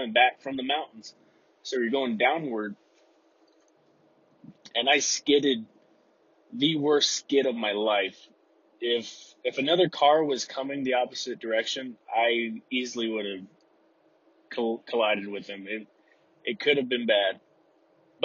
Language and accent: English; Texas, United States; now in Utah, United States; I'm from Texas